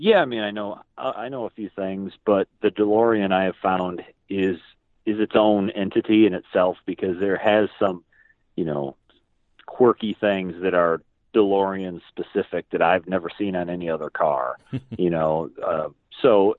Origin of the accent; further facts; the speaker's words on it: Susquehanna County, Northeast Pennsylvania, United States; now in North Carolina, United States; I grew up in Northeast Pennsylvania, in Susquehanna County, and just over the border from New York, Binghamton, New York area